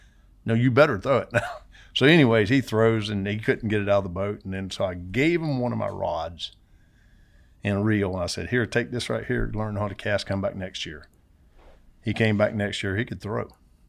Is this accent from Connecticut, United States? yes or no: no; Homosassa, Florida, United States; Yeah, no, I grew up around Homosassa is where I, you know, that's where I was born.